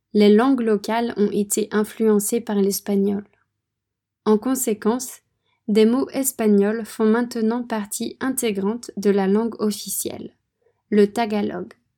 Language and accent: French; France; moved away as an adult; also born or lived in Poland / Vietnam / Philippines; La France est mon pays d'origine. J'ai grandi là-bas